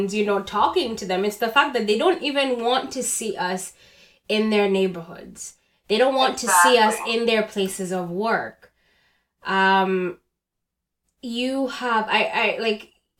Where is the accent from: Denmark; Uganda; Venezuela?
Uganda; born or raised there; moved away as an adult; now in Canada